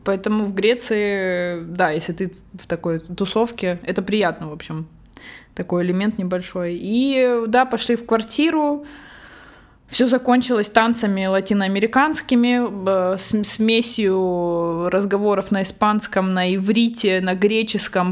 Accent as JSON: {"language": "Russian", "country": "Russia", "moved": "yes", "lives_now": "Barcelona, Spain", "said": "я вообще русская, но живу в Барселоне."}